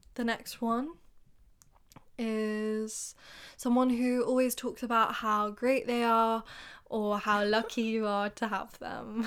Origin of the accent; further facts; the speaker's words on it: England, United Kingdom; You're making fun of me for being English.